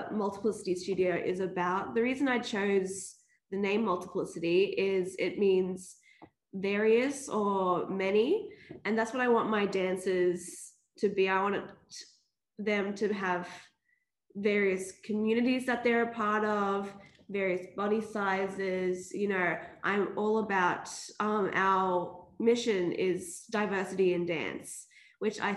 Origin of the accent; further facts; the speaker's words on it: Brisbane, Queensland, Australia; I'm from Brizzy.